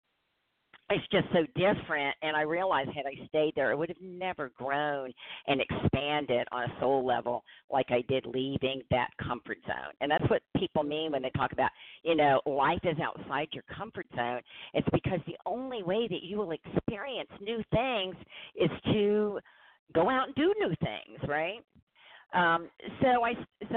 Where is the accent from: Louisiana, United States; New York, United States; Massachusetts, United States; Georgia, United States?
Louisiana, United States; New Orleans; moved away as an adult; also born or lived in Indiana; I'm originally from New Orleans, and I had lived there my whole life. I was in my late 50s, and I moved to Indiana